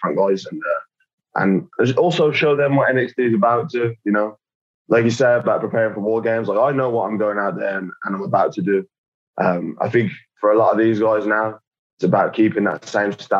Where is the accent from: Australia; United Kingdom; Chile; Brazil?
United Kingdom; I am British